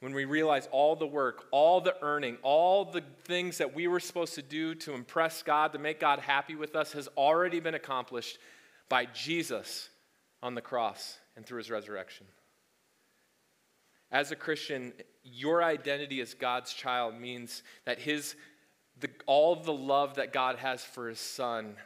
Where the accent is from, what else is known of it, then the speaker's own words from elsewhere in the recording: the South, United States; as we say in the South